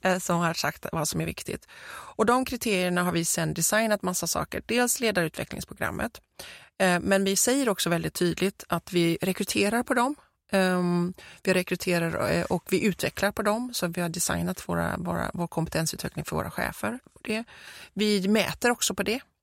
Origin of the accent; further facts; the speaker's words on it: Gothenburg, Västra Götaland, Sweden; accent: Gothenburg dialect; som vi säger på göteborgska